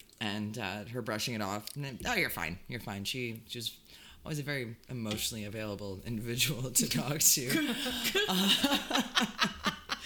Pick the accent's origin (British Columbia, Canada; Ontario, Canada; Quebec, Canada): Ontario, Canada; Hamilton; Growing up in Hamilton